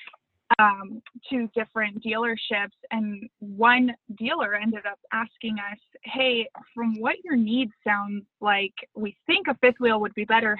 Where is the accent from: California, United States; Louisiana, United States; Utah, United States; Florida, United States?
California, United States; Los Angeles; moved away as an adult; also born or lived in San Diego / Simi Valley; I grew up in the Sunland area, and then I moved. I went to a private school there, and then I moved to Simi Valley for high school